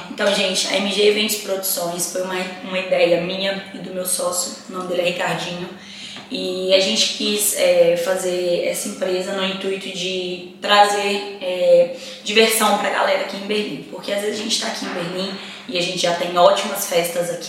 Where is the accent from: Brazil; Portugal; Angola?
Portugal; como eu sou portuguesa, eu prefiro fazer todas as minhas graduações em Portugal